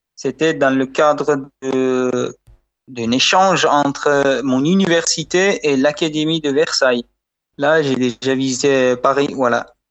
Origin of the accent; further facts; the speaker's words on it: Bukhara, Bukhara Region, Uzbekistan; French is a second language; now in Tashkent, Uzbekistan; suis d'origine de Bukhara, qui est une ville très ancienne de l'Asie centrale, qui a 2500 ans. Mais aujourd'hui, j'habite Tashkent